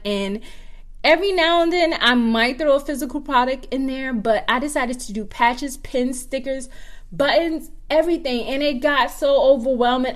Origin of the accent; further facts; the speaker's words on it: Georgetown, South Carolina, United States; moved away; I'm from Georgetown, South Carolina